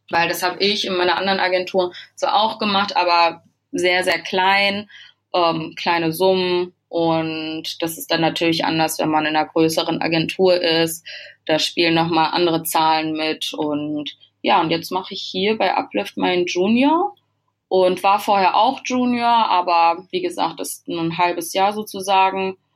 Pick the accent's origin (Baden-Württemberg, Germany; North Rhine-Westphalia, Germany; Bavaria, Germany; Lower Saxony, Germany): North Rhine-Westphalia, Germany; Bad Salzuflen; moved away as an adult; now in Hamburg, Germany; die war zu dem Zeitpunkt noch in meiner Heimat, in dem kleinen Örtchen Bad Salzuflen.